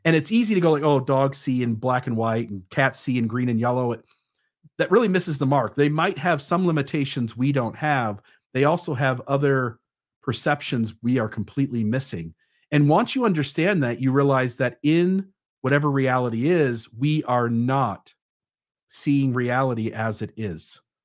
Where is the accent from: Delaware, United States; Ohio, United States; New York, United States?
Ohio, United States; I went to the mall in my hometown